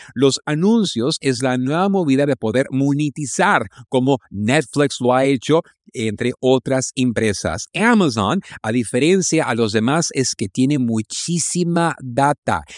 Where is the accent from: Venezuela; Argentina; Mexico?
Mexico; en México andamos lentos